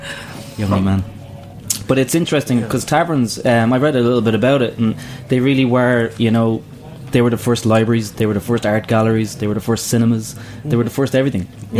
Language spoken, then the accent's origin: English; Ireland; now in New York, United States; I'm Irish